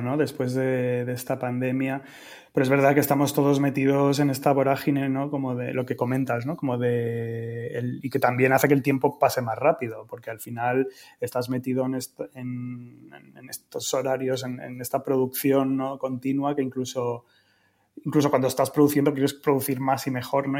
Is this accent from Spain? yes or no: yes; Madrid, Community of Madrid, Spain; soy de Madrid